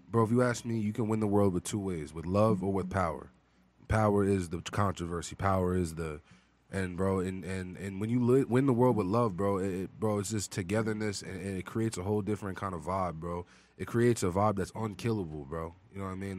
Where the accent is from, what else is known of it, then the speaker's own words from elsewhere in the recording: Long Island, New York, United States; I'm from Long Island